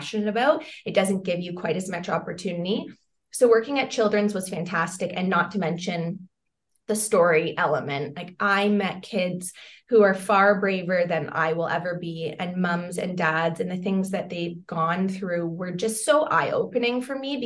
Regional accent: London, Ontario, Canada; I grew up in London, Ontario

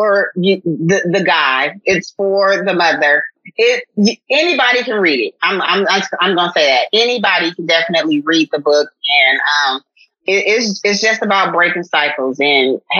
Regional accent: Oakland, California, United States; moved away as an adult; now in Houston, United States; I'm originally from the Bay Area. I'm from Oakland, California. I have relocated to Houston

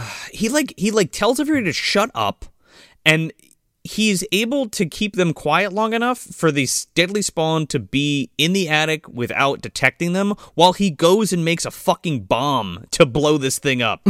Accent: New Jersey, United States; me being from New Jersey and growing up in Jersey

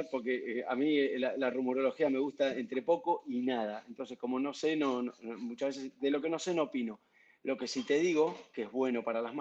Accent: Argentina; ya, como argentino evidentemente tengo que romper los patrones.

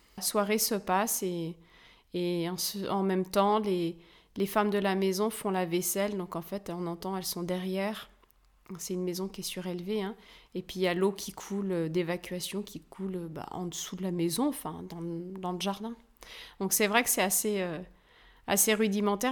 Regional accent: France; chez nous en France

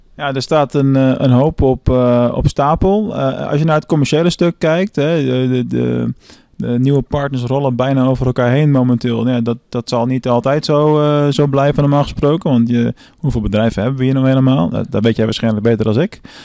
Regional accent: Venlo, Limburg, Netherlands; Ik ben vandaag eh, in mijn thuisstad Venlo

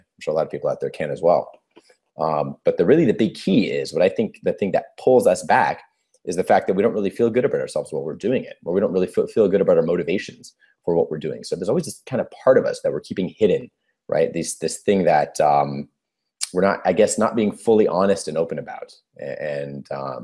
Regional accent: California, United States; I'm 33 years old and I'm from California, United States.

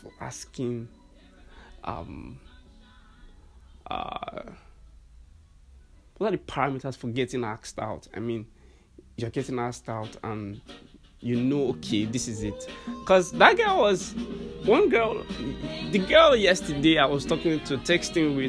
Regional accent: Nigeria

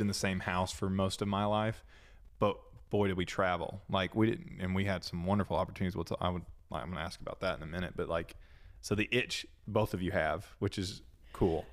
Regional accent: Cleveland, Tennessee, United States; also born or lived in South Carolina; I was born in South Carolina, grew up here with y'all in that, in the small town where you guys met, actually, Cleveland, Tennessee

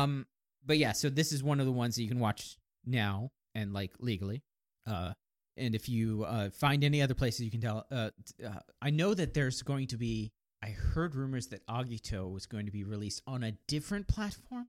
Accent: Kansas, United States; I was born in Kansas

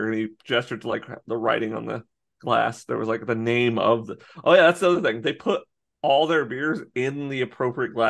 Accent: United States; I was born in America

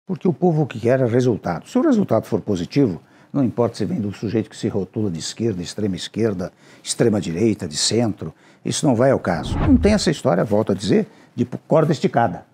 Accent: Brazil; o meu desejo ainda como brasileiro

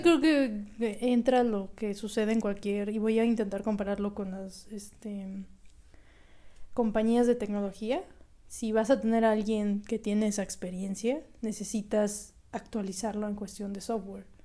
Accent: Mexico; siendo mexicanos

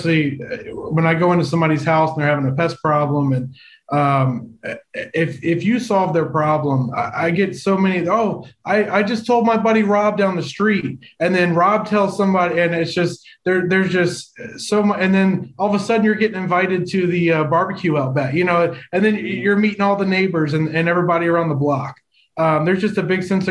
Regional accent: Chester County, Pennsylvania, United States; I'm from the Chester County area as well

